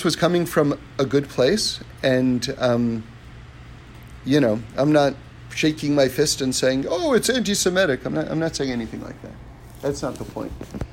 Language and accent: English; New York, United States; I grew up on the Upper West Side of New York, right? 79th and Broadway